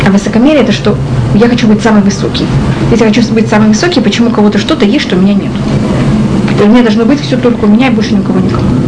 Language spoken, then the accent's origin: Russian; Russia; moved away; мы из России